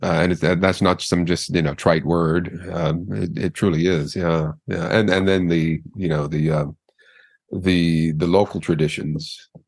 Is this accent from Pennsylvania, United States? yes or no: yes; Montgomery County, Pennsylvania, United States; accent: mid-Atlantic broadcast accent; moved away as an adult; also born or lived in Philadelphia, Pennsylvania; now in Kamakura, Japan; Yeah, I was born in Philadelphia, but I grew up in Montgomery County, which is north, about an hour north of Philadelphia. And yeah, I have what's called a mid-Atlantic broadcast accent.